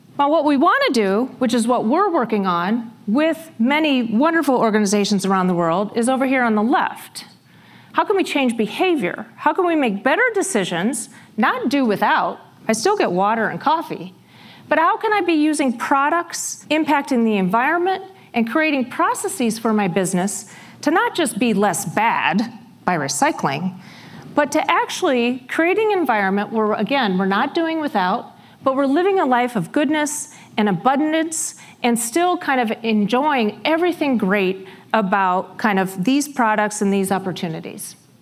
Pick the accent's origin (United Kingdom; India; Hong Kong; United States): United States; Iowa; I grew up in Iowa in a very small town about 60 miles south of Rochester, Minnesota.